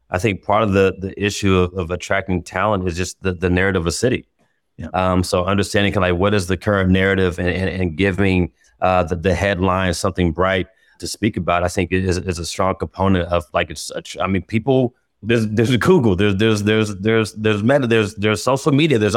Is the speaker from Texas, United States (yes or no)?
no; Indianapolis, Indiana, United States; Uh, growing up, as I mean, in Indianapolis, man